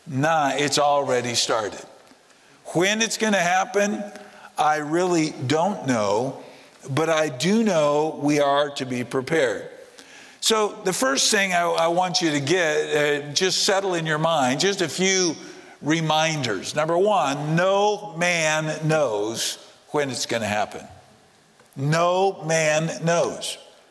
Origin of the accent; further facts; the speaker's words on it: United States; moved away; I grew up in the States